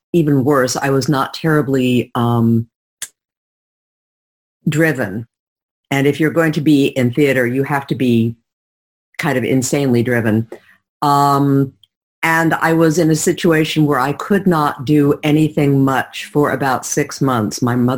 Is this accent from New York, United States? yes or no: yes; New York City, New York, United States; my hometown, which is New York City